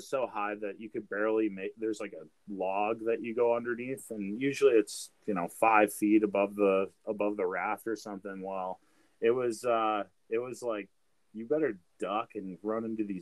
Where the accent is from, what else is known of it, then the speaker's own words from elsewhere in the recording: Wisconsin, United States; moved away; I'm from Wisconsin